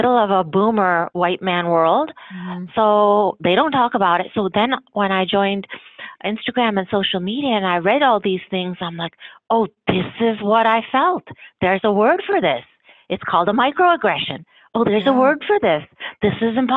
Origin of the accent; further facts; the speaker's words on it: United States; my parents immigrated from India and I'm a first generation American